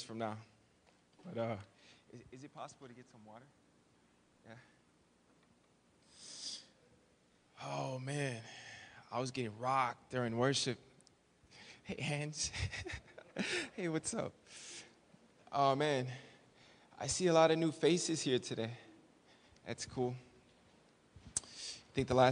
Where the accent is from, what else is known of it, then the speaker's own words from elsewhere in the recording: Chicago, Illinois, United States; moved away as an adult; now in Thailand; I grew up here in Chicago in the inner city.